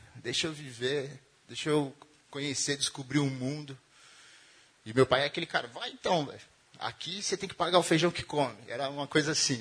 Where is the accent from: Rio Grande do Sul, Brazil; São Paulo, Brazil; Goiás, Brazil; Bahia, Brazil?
São Paulo, Brazil; Diadema; E eu venho de Diadema, né? De um rolê mais quebrada